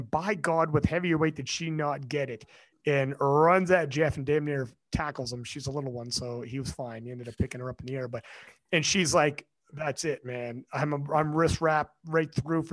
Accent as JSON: {"language": "English", "country": "Canada", "said": "I'm fucking Canadian"}